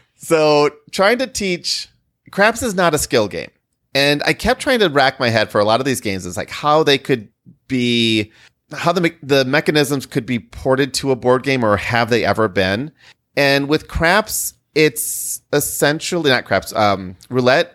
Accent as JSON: {"language": "English", "region": "Midwest", "country": "United States", "said": "We're from the Midwest and we don't have hurricanes."}